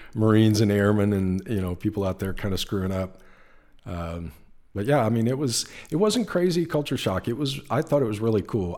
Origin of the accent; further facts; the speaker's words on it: Lawton, Oklahoma, United States; moved away as an adult; also born or lived in Japan; now in California, United States; I grew up in Oklahoma